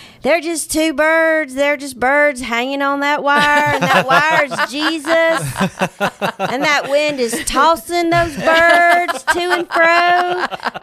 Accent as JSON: {"language": "English", "town": "Atlanta", "region": "Georgia", "country": "United States", "said": "I'm from Atlanta originally"}